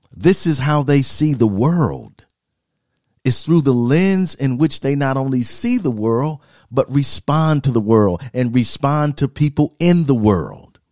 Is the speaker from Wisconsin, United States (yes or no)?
yes; Milwaukee, Wisconsin, United States; I'm an American, was born here, Milwaukee, Wisconsin